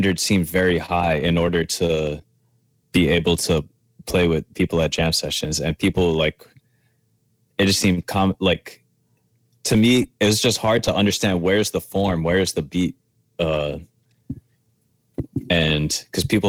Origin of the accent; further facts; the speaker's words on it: New Orleans, Louisiana, United States; moved away as an adult; now in New York, United States; growing up in New Orleans, I went to New Orleans Center for Creative Arts